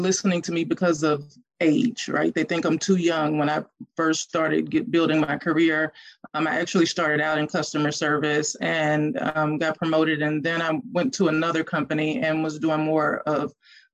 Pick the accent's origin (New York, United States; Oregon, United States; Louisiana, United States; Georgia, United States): Louisiana, United States; moved away as an adult; also born or lived in Texas; I grew up in Louisiana